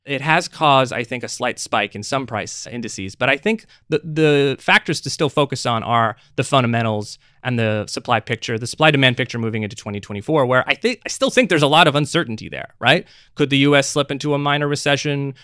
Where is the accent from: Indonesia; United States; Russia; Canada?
United States; I'm an American national